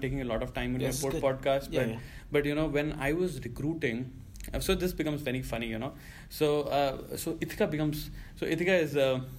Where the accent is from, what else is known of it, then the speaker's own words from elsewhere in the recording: India; accent: heavy Indian; moved away as an adult; I have a very heavy Indian accent